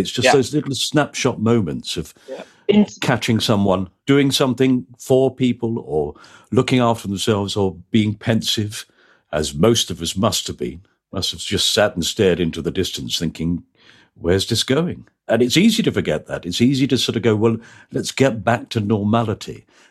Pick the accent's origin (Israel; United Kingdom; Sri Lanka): United Kingdom; North West England; so I grew up in Lancashire. I learned English.